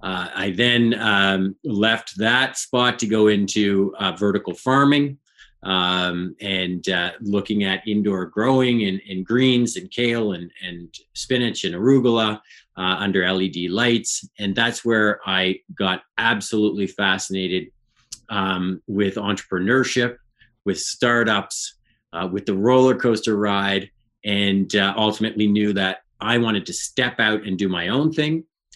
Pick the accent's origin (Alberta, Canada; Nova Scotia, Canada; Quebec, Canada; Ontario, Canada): Nova Scotia, Canada; Halifax; I'm originally from Halifax, Nova Scotia. I've lived all over the country of Canada and lived in other parts of the world.